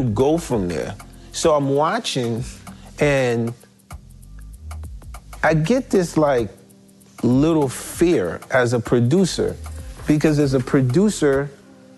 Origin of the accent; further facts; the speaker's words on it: New York, United States; moved away; also born or lived in Haiti / New Jersey; coming from Haiti where I come from, growing up in Brooklyn, moving to Jersey